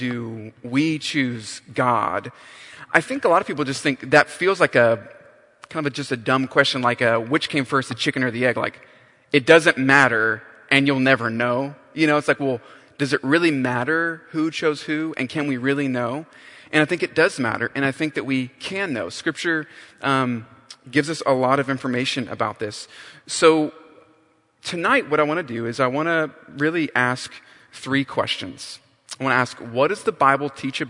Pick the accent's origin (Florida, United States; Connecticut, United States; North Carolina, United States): North Carolina, United States; I grew up in North Carolina